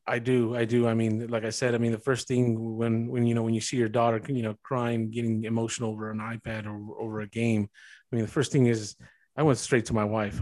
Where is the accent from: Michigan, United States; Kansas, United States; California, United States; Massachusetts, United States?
California, United States; East Side; growing up in the East Side